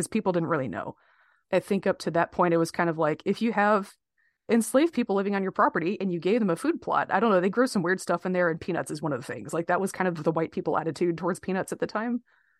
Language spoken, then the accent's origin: English; Miami, Florida, United States; when I was a kid, we were growing up in Miami. It was Miami during the crack epidemic. So, you know, it was like very mixed race community. A lot of my classmates are black.